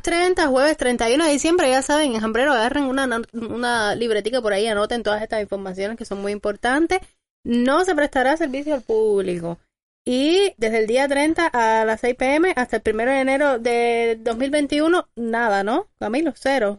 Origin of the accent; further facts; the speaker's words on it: Cuba; como cubanos que somos todos